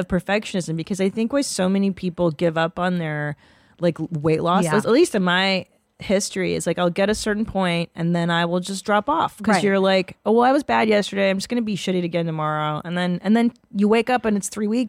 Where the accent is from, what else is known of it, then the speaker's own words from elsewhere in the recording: United States; because we're American